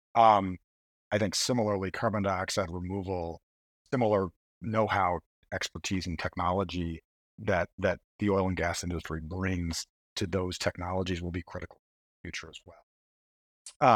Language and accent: English; Schenectady, New York, United States; I grew up in Schenectady